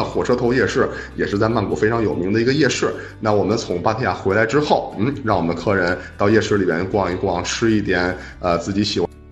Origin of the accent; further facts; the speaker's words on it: Beijing, China; 因为我是北京人，我是生活在，就是在北方嘛